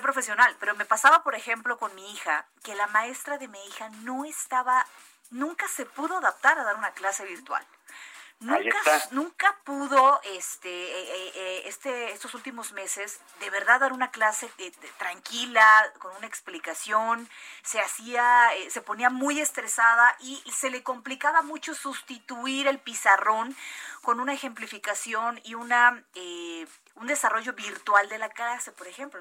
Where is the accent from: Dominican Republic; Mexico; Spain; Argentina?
Mexico; La Paz, Baja California Sur; now in Mexico City, Mexico; yo soy de La Paz, Baja California Sur, que es desierto